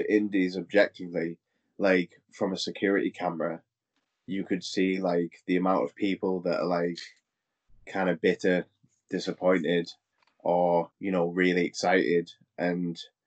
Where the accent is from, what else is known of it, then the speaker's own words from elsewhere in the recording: United Kingdom; we as British people